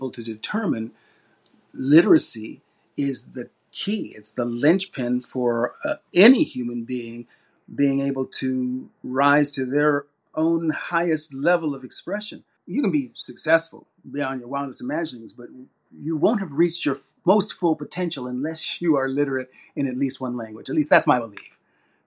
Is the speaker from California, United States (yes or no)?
yes; Sacramento, California, United States; I was raised in Sacramento, California, our hometown